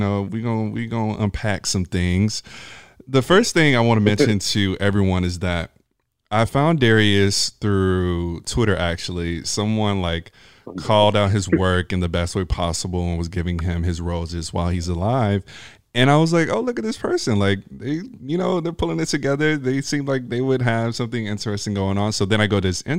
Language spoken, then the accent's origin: English; Alabama, United States; I'm from Alabama